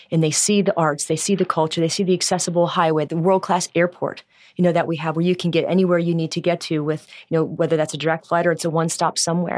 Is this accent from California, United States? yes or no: no; Cincinnati, Ohio, United States; also born or lived in Cleveland; I'm from Cincinnati originally